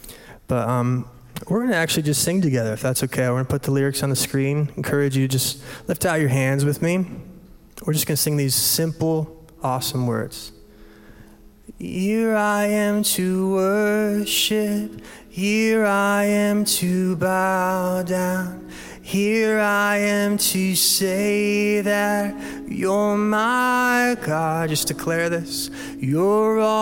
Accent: Michigan, United States; moved away as an adult; now in Ohio, United States; we're from Michigan originally

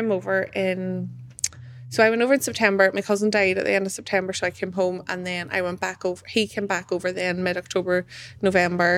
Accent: Castledawson, Northern Ireland, United Kingdom; moved away as an adult; also born or lived in Liverpool; Grew up in Castle Dawson, lived there.

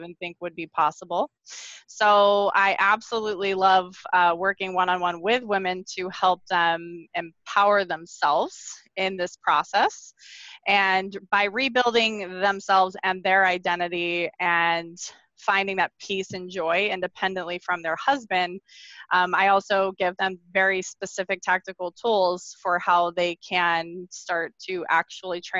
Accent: Arizona, United States; I'm born and raised from Arizona.

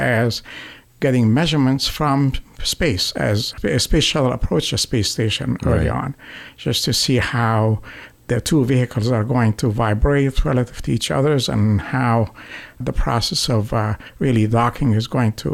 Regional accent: Egypt; moved away as an adult; also born or lived in Netherlands / Canada / Ohio / Louisiana; now in United States; growing up in Egypt

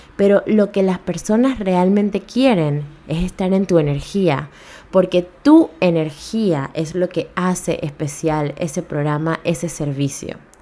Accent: Panama

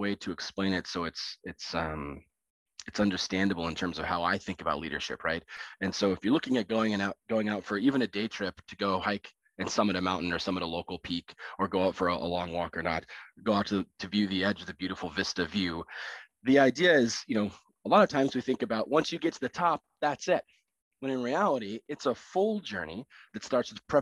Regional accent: Alaska, United States; I had the pleasure of growing up in Alaska, no choice of my own. My parents were there, and that's where I was born

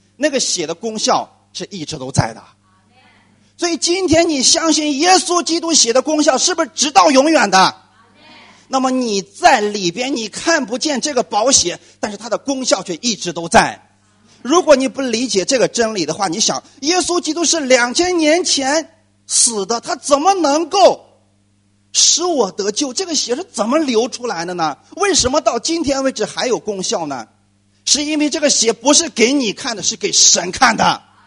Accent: China; 我们中国人一直在过春节

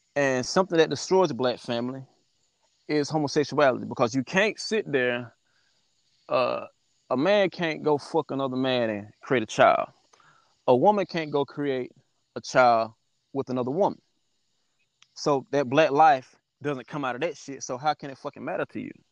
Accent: Ruby, South Carolina, United States; also born or lived in Chesterfield / Atlanta; I grew up in Ruby. As you said, I grew up in Ruby

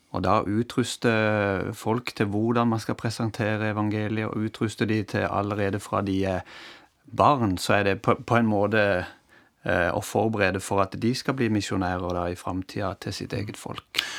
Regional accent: Norway; moved away; jeg har hørt det hjemme i Norge på søndagsskolen.

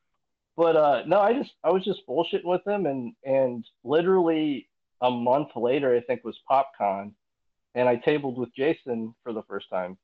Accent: Indiana, United States; growing up in Indiana, I think we all grew up in Indiana here

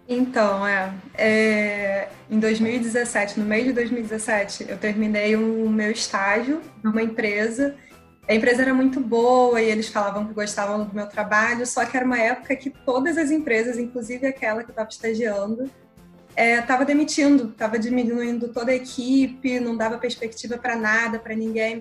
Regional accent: Rio de Janeiro, Brazil; carioca, 26 anos

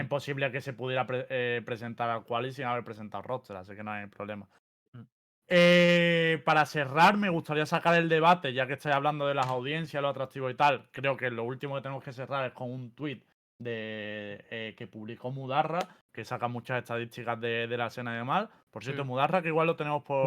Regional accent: Andalusia, Spain; soy andaluz

